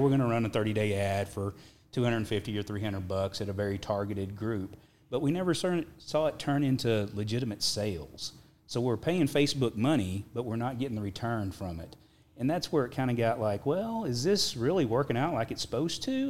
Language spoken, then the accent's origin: English; Perryton, Texas, United States; also born or lived in Nazareth, Texas; I was born in Perryton, Texas, which is at the top of the Texas Panhandle